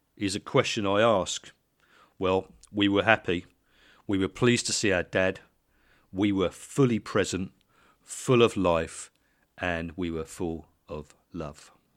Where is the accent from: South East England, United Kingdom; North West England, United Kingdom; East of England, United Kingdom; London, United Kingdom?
East of England, United Kingdom; Letchworth; we lived in Letchworth